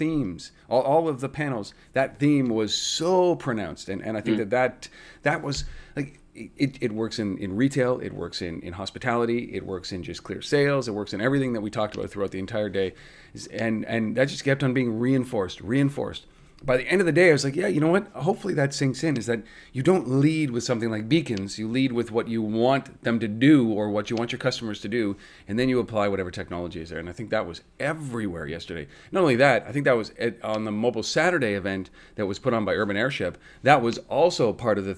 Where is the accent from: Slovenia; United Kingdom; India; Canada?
Canada; Ottawa, Ontario; being from Ottawa